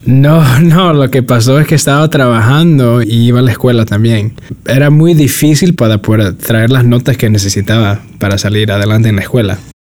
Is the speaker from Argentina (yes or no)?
no; New York City, New York, United States; now in Redwood City, United States; nací, nací en el sur del Bronx y me crecí en Nueva York